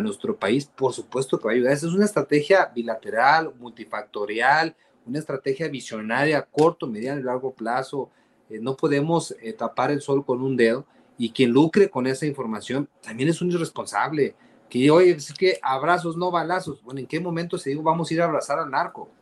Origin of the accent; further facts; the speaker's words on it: Mexico; nosotros como mexicanos